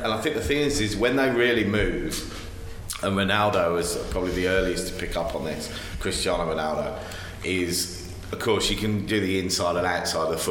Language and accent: English; England, United Kingdom; now in Australia; living in Australia but ultimately being English